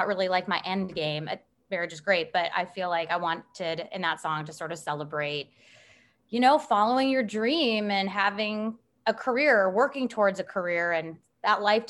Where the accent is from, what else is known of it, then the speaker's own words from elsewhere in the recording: Chicago, Illinois, United States; moved away as an adult; also born or lived in East Coast, United States; now in Nashville, United States; I'm from Chicago, and I spent undergrad and grad school out east